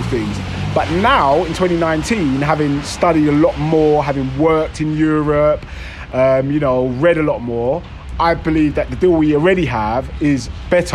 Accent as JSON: {"language": "English", "region": "London", "country": "United Kingdom", "tie": "born or raised there", "also_born_or_lived": "Romford", "said": "I'm from London, so I grew up in London stuff, I actually live in Romford, just outside London"}